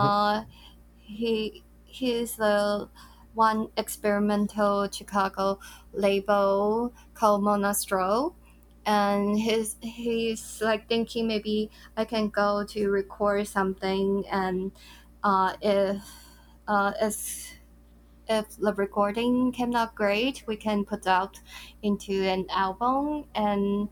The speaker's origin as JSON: {"language": "English", "town": "Taipei", "country": "Taiwan", "tie": "born or raised there", "said": "I'm in Taipei. It's my hometown"}